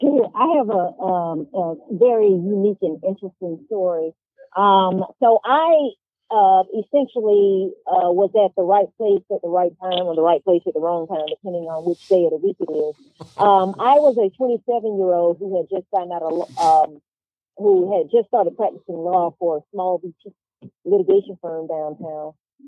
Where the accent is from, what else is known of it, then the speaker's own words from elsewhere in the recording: DeKalb County, Georgia, United States; I grew up in DeKalb County and I represent DeKalb County.